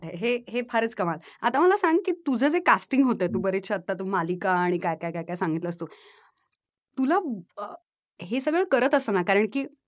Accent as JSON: {"language": "Marathi", "town": "Baramati", "region": "Maharashtra", "country": "India", "tie": "born or raised there", "also_born_or_lived": "Phaltan", "moved": "yes", "said": "मी मूळची बारामतीची आहे माझा जन्म फलटणचा"}